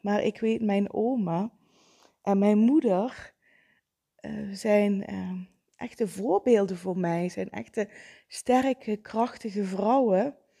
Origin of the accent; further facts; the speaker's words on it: Vijlen, Limburg, Netherlands; now in Kerkrade, Netherlands; in mijn oude thuis, het is het huis waar ik ben opgegroeid